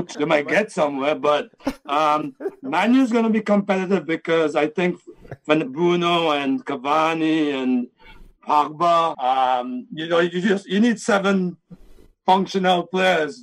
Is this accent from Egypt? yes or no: no; St. Vincent & Grenadines; I'm from Vincey